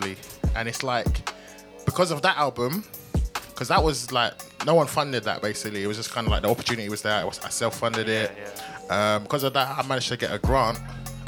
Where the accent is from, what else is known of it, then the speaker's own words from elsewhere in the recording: London, United Kingdom; I'm from Lewisham, and back in the day it was like there was this gang, the whole gang culture, right? I don't know what it's like now, but when I was growing up, it was pretty bad.